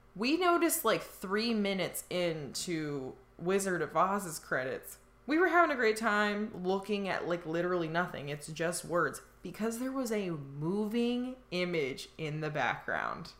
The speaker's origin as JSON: {"language": "English", "region": "Indiana", "country": "United States", "tie": "born or raised there", "said": "I grew up in Indiana where like there were tornadoes"}